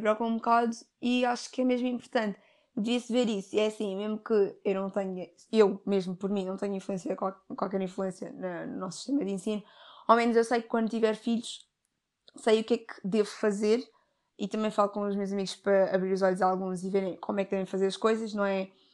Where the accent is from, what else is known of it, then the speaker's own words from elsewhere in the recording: Portugal; eu tenho ascendência africana, os meus pais são africanos, mas eu nasci em Portugal